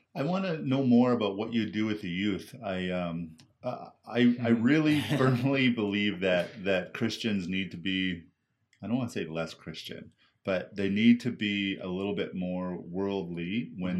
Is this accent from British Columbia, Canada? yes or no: yes; Surrey, British Columbia, Canada; I grew up in uh, Surrey, BC